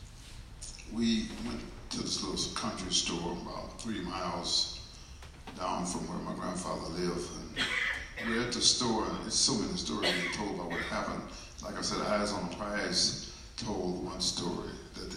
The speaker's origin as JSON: {"language": "English", "region": "Illinois", "country": "United States", "said": "I'm from Illinois."}